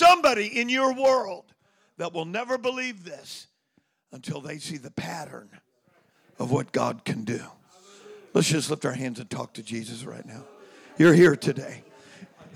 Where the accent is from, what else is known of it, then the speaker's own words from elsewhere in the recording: Oakland, California, United States; I was born in Oakland. Lived all over the Bay Area.